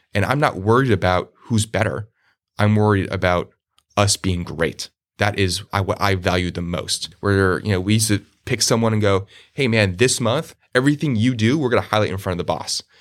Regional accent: Randolph, New Jersey, United States; moved away as an adult; also born or lived in Arizona; grew up in a small in in New Jersey, a town called Randolph, New Jersey, dead center of North New Jersey.

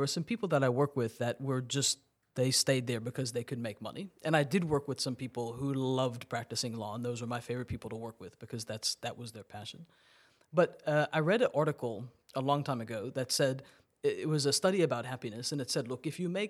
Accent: Massachusetts, United States; born there; So I was born in Massachusetts. I went to school in New York and then went to law school in Tennessee.

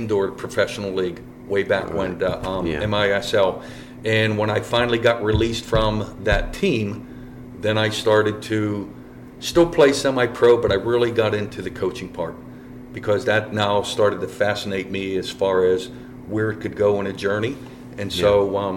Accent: East Coast, United States; now in Colorado, United States; I'm from the East Coast

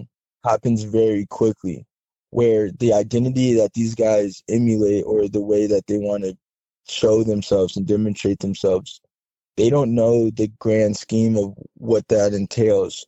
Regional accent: Southern California, United States; moved away as an adult; I grew up in Southern California

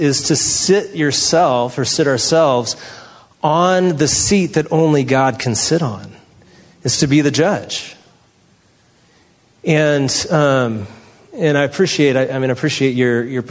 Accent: San Francisco, California, United States; moved away; I'm from San Francisco

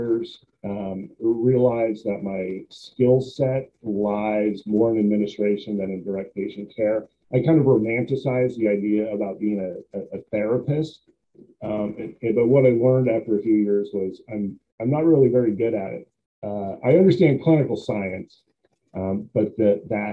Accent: Billings, Montana, United States; I grew up in Montana. My hometown is Billings, Montana

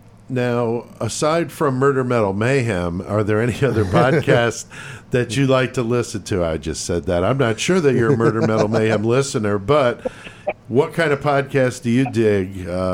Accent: East Coast, United States; moved away; I'm originally from the East Coast. I moved out here to the Midwest in 90

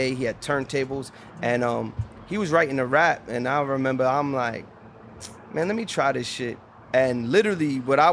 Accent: Boston, Massachusetts, United States; I'm from the South End

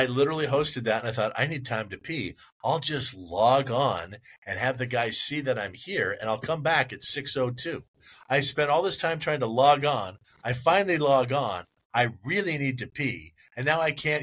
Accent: Bellingham, Washington, United States; also born or lived in Seattle, Washington; I'm in my hometown of Bellingham, Washington

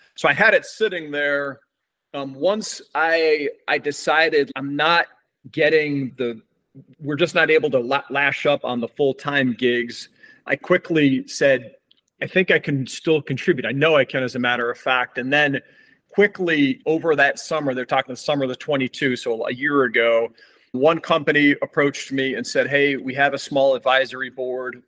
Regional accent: Lake Placid, New York, United States; Born and raised in Lake Placid, New York

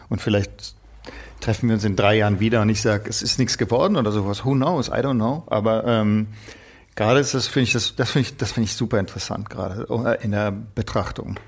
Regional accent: Stuttgart, Baden-Württemberg, Germany; bei uns in Stuttgart

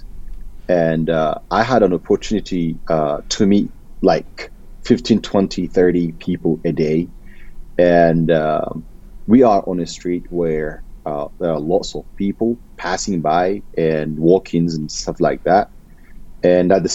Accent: Ethiopia; moved away as an adult; now in United States; I'm originally from Ethiopia.

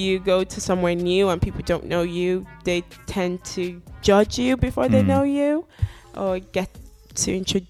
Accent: Nigeria; now in United Kingdom; I don't think I've experienced much in terms of being a Nigerian in the UK.

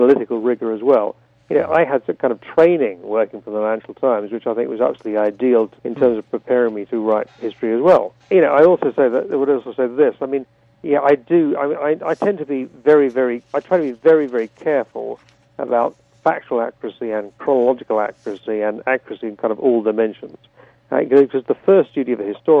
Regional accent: England, United Kingdom; as I did as a child in England

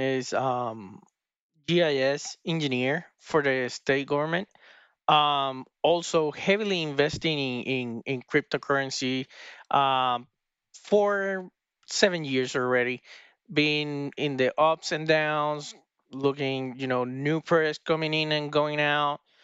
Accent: Puerto Rico; we are both from Puerto Rico.

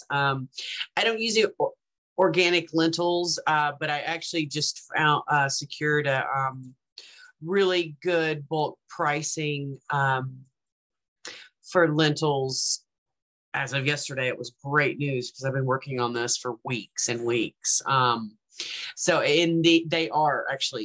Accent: the South, United States; I grew up in the South

